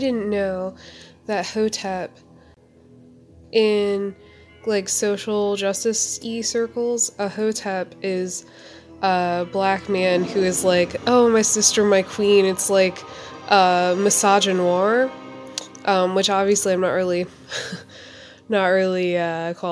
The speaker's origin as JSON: {"language": "English", "town": "Asheville", "region": "North Carolina", "country": "United States", "said": "I'm from Asheville, North Carolina"}